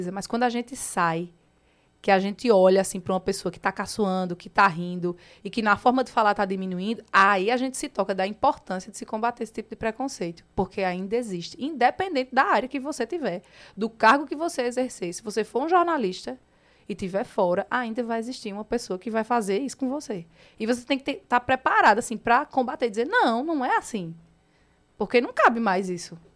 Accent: Northeast Region, Brazil; accent: nordestino; Meu sotaque é nordestinamente lindo.

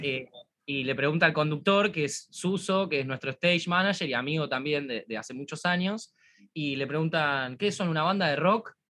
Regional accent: Argentina; nosotros somos argentinos

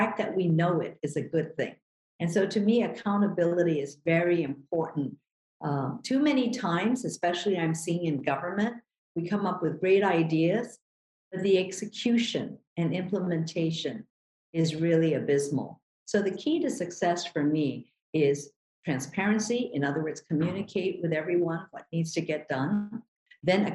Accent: Manila, Metro Manila, Philippines; now in Hawaii, United States; I was born in Manila, Philippines, and came to this country really on the coattails of my sister, Ginny

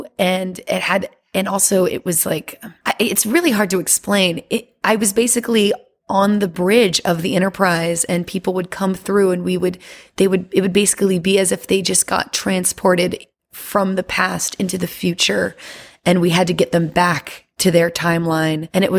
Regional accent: Louisiana, United States; now in Las Vegas, United States; And I'm originally from Louisiana. But I moved around a lot after Hurricane Katrina and ended up in Las Vegas

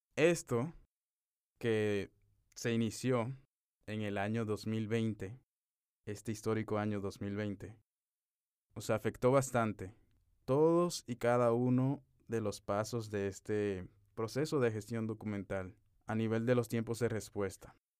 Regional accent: Dominican Republic; moved away as an adult; now in Dubai, United Arab Emirates; un dominicano que desde el 18 de marzo de 2021 está viviendo en Dubái

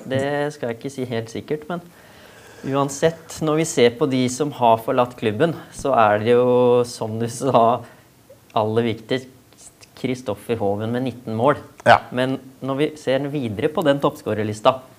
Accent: Skien, Telemark, Norway; moved away as an adult; now in Hønefoss, Norway; opprinnelig er jeg fra Skien, så jeg er ganske ny i eh, Hønefoss

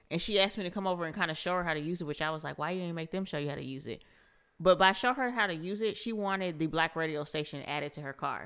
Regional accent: Seattle, Washington, United States; now in Huntsville, United States; I'm from Seattle

